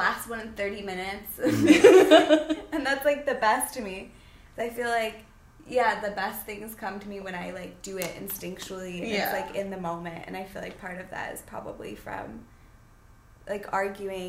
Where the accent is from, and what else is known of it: Saugatuck, Michigan, United States; born or raised there